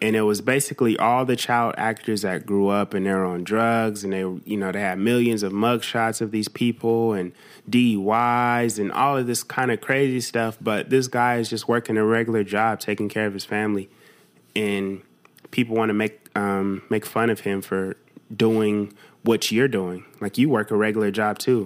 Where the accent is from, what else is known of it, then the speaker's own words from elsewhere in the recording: United States; I'm American